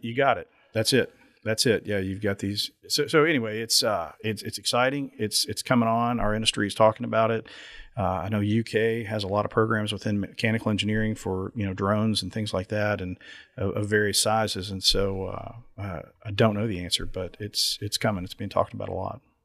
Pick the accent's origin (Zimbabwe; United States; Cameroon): United States; Lexington, Kentucky; my hometown airport